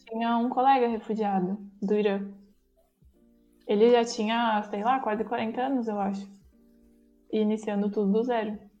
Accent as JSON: {"language": "Portuguese", "country": "Brazil", "moved": "as an adult", "lives_now": "Germany", "said": "eu sou brasileira"}